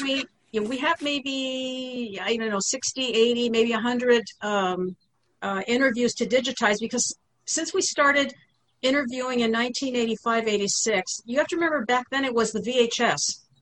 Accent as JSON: {"language": "English", "country": "United States", "tie": "born or raised there", "also_born_or_lived": "Thessaloniki, Greece", "said": "I was born in Saloniki, but came here with my parents when I was three months old"}